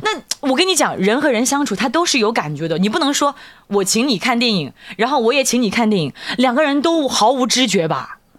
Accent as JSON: {"language": "Chinese", "region": "Hunan", "country": "China", "accent": "Hunanese", "said": "按照我们湖南话讲"}